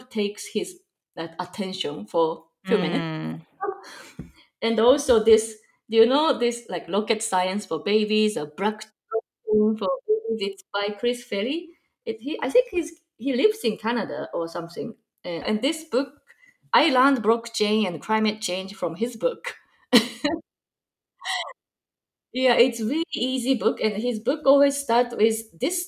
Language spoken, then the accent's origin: English; Japan; also born or lived in Chicagoland, Illinois, United States; now in Chicago, United States; I'm from Japan, but currently live in Chicagoland, Illinois, USA